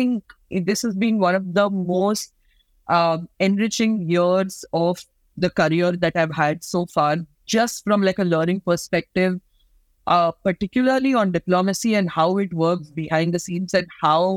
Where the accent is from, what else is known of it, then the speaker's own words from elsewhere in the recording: India; being Indians ourselves